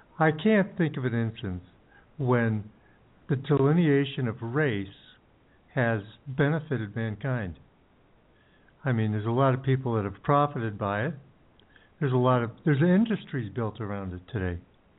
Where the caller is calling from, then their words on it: Ecuador; We're currently in Ecuador.